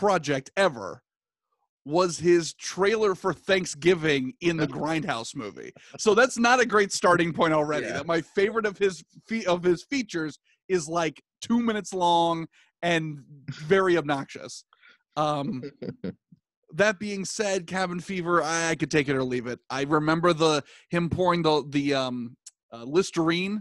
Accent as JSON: {"language": "English", "region": "Virginia", "country": "United States", "tie": "born or raised there", "said": "I was born in 88. So my parents were, and I was born in Virginia"}